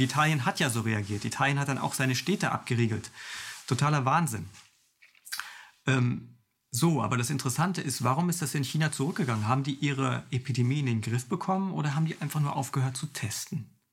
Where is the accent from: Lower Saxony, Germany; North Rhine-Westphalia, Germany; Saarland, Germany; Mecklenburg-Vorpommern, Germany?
Mecklenburg-Vorpommern, Germany; ich komme aus Mecklenburg-Vorpommern